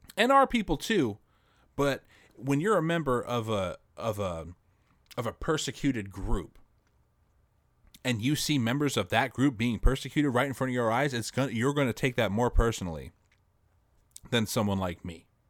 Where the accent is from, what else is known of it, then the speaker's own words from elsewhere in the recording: United States; an American citizen